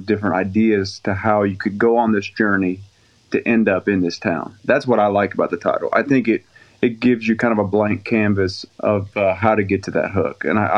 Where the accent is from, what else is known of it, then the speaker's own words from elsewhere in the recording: the North, United States; now in Southern US; because I was raised in the North, married a Southern girl.